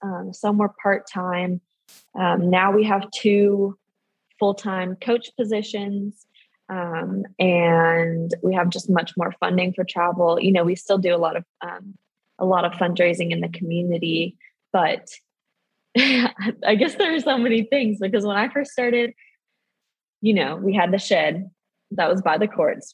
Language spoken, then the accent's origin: English; San Diego, California, United States; I'm from San Diego, so I participated in um, what was at the time JAWS Sports Camp